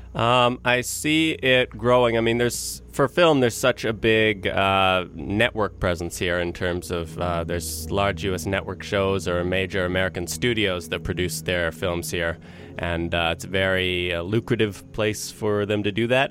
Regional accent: Vancouver, British Columbia, Canada; I was born and raised here in Vancouver

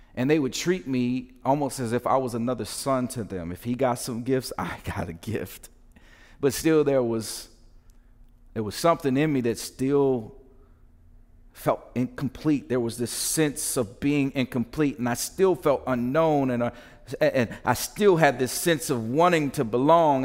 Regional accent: United States; the tension we live in being American

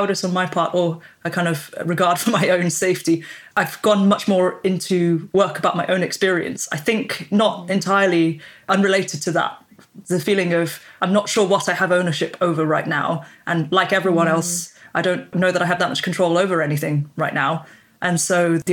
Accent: United Kingdom; accent: British; even if my passport says I'm British, my accent clearly says I'm British

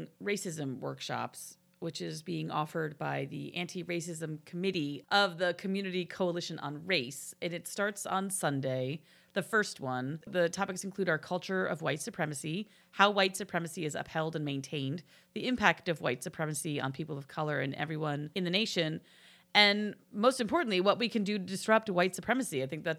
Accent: New Jersey, United States; I'm from Jersey.

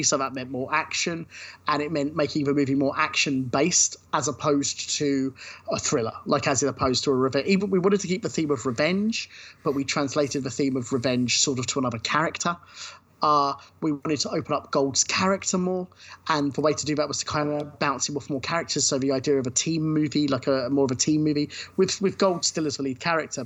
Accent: Brighton, South East England, United Kingdom; Brighton, which is my hometown

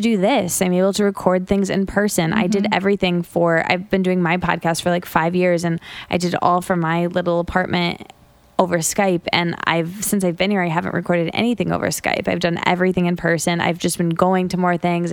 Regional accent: Michigan, United States; moved away as an adult; also born or lived in Detroit; now in New York, United States; I went to college in a college town that I grew up in Michigan. And I'd never lived outside of the Midwest, outside of Michigan

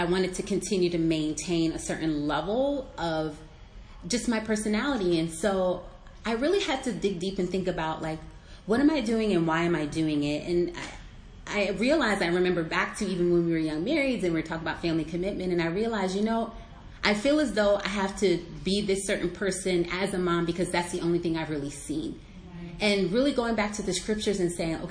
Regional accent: Arlington, Virginia, United States; I was raised in Arlington, Virginia, so I'm a Northern Virginian

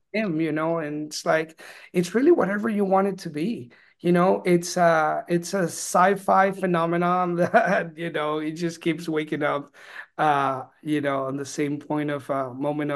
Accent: Peru; now in Austin, United States; I was actually born and raised in Peru

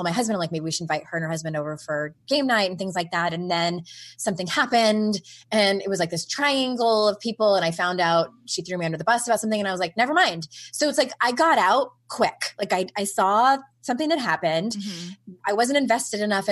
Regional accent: San Diego, California, United States; moved away as an adult; I was born and raised in San Diego

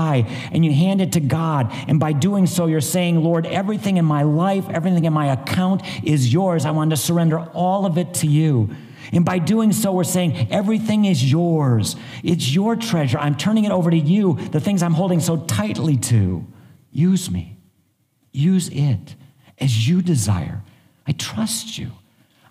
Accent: northern Ohio, United States; I grew up in northern Ohio

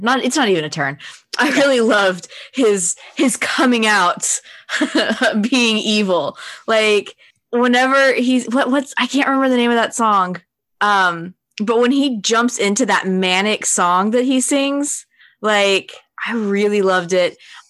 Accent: United States; As an American

